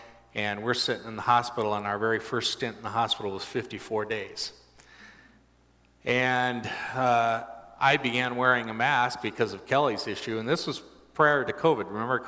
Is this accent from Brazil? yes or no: yes; Brazil; I grew up in Brazil in the large city